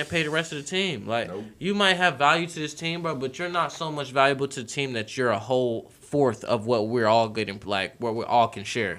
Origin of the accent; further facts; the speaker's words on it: New York City, New York, United States; I was born in the Bronx and raised a Mets fan